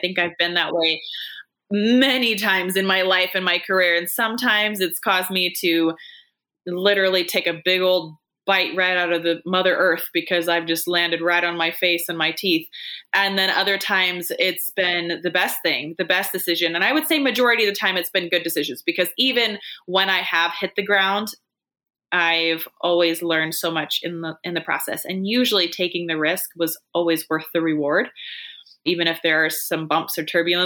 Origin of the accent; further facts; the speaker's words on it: Washington, United States; I'm from Washington State